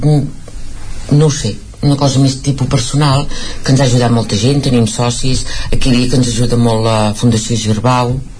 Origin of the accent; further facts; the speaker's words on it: Vic, Catalonia, Spain; casa nostra és aquí a Vic nosaltres som de Vic